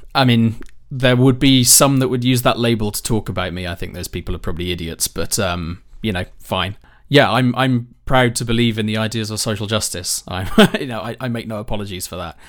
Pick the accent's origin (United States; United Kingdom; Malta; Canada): United Kingdom; I'm British